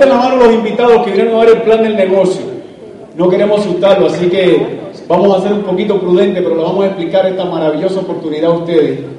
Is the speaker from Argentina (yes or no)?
no; Cuba; moved away as an adult; now in United States; Quiero decirles que Leite y yo somos inmigrantes, aunque somos cubanos, eh, salimos de Cuba en busca de libertad, de año, salí en el año 94, me logré escapar en balsa de Cuba, llegamos a la, Florida